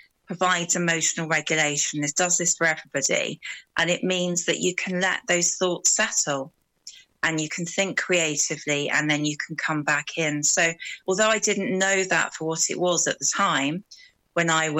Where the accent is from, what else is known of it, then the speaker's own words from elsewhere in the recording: Brighton, South East England, United Kingdom; moved away as an adult; now in West Wales, United Kingdom; I'm from Brighton originally. So I moved to the wild west of Wales about 12 years ago.